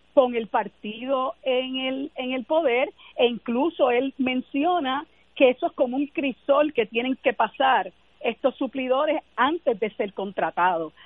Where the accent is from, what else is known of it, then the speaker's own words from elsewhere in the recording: Puerto Rico; para nosotros como puertorriqueños y puertorriqueñas